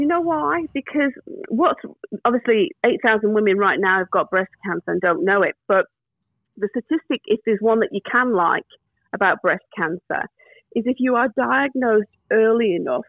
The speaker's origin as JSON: {"language": "English", "region": "England", "country": "United Kingdom", "said": "and she's English, I'm English, the same age."}